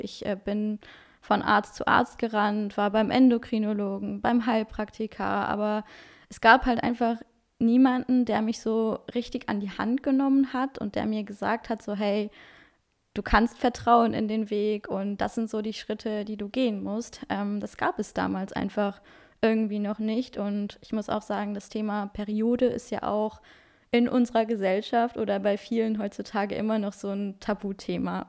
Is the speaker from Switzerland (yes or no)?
no; Luxembourg; German is a second language; now in Wuppertal, Germany; ich bin 23 Jahre und komme ursprünglich aus Luxemburg, also auch gar nicht aus Deutschland. Deswegen Deutsch ist auch nicht meine Muttersprache